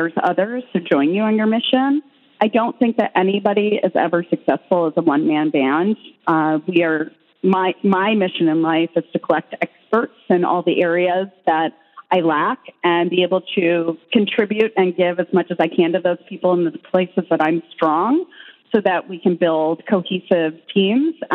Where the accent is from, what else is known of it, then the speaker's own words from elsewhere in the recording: Midwest, United States; I grew up in the Midwest